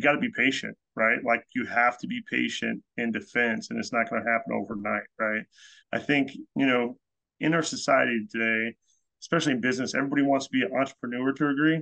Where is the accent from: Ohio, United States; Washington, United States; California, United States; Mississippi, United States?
California, United States; an hour and a half from Heavenly; now in New England, United States; I'm originally from the West Coast, California. You know, grew up an hour and a half from Heavenly, up at Tahoe